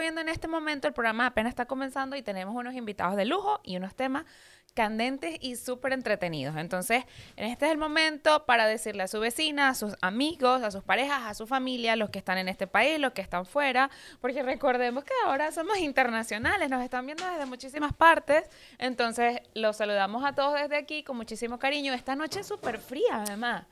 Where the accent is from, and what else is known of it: Venezuela; now in United States